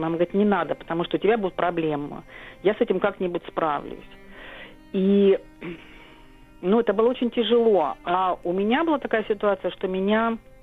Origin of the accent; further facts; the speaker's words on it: Kyrgyzstan; also born or lived in Rhineland, Germany; now in Germany; я вернулась в Кыргызстан